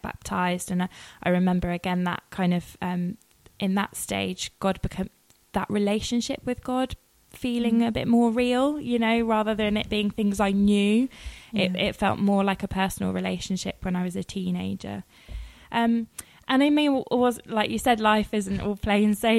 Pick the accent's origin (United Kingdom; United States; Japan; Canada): United Kingdom; Worcester, West Midlands; now in Kingston, United Kingdom; I was brought up in Worcester